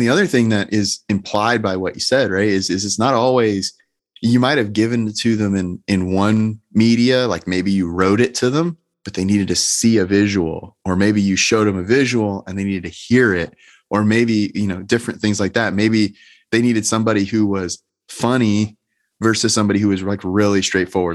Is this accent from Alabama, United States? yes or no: no; Georgia, United States; I'm clearly from Georgia.